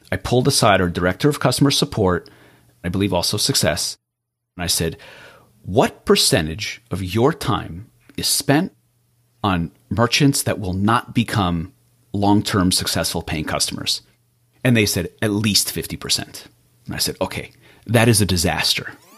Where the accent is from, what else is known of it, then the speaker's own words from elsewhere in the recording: Israel; moved away; I was born in Israel, and my Hebrew name really had a rough time translating to English.